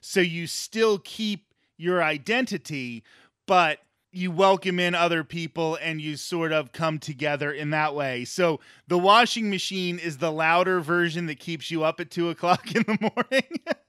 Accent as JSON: {"language": "English", "country": "Ireland", "said": "as Irish people, we have that same struggle. We have to try to preserve our culture."}